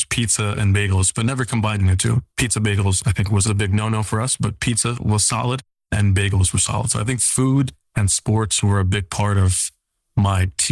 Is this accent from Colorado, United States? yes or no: no; New York City, New York, United States; I grew up in Staten Island, New York